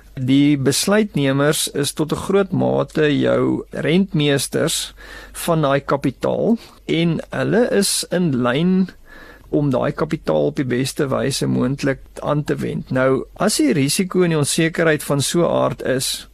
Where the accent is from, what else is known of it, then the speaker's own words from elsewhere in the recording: South Africa; as Suid-Afrikaners